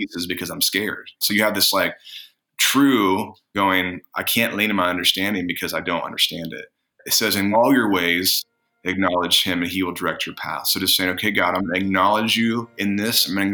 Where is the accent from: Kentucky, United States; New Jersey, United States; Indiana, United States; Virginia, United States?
Indiana, United States; moved away as an adult; also born or lived in California; I moved from Indiana to California when I was 18.